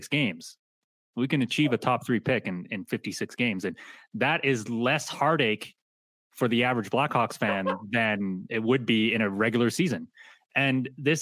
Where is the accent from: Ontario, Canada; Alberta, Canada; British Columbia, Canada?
Alberta, Canada; Calgary; I grew up in Calgary